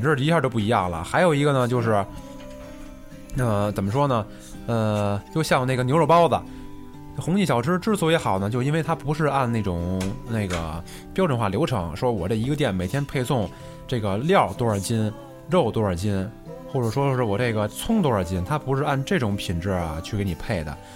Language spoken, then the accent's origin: Chinese; Beijing, China; 我生在这个北京这个城市